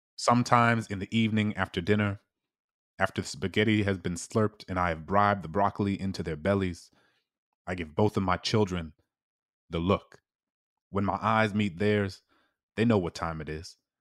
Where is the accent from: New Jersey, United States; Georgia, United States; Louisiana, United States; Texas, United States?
Louisiana, United States; New Orleans; my hometown in New Orleans